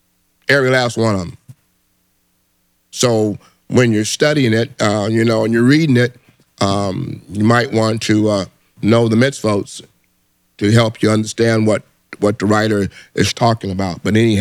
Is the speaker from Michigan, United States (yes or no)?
yes; Detroit, Michigan, United States; I'm in here from Detroit. Glad to see you, young man.